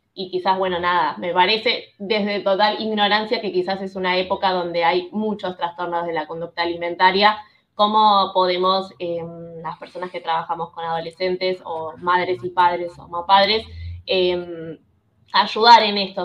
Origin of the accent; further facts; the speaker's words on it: Buenos Aires, Argentina; yo soy de Buenos Aires, muy porteña